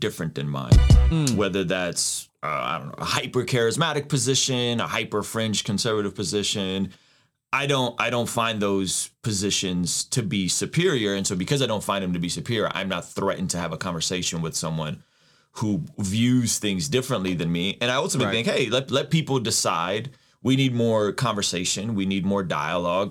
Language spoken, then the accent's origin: English; Azerbaijan; moved away; I grew up in Azerbaijan, and then we came out here as refugees